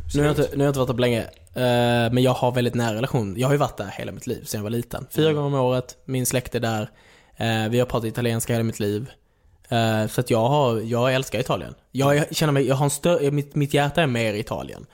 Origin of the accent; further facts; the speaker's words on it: Skåne, Sweden; accent: Scanian; moved away as an adult; also born or lived in Klågerup / Malmö; now in Stockholm, Sweden; jag är uppväxt i Skåne, eh, levde, levde ju där i 18 år